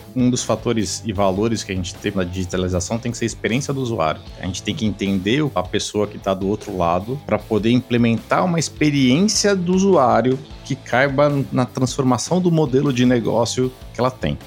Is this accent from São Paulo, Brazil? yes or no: yes; São Paulo, Brazil; sou de São Paulo, né? Dá para o pessoal talvez veja pelo sotaque aqui um pouquinho diferente